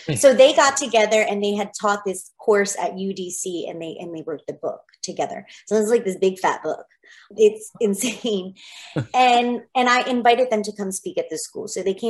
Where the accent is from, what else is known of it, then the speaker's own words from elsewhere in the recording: New Jersey, United States; now in Washington, DC, United States; I'm from Jersey.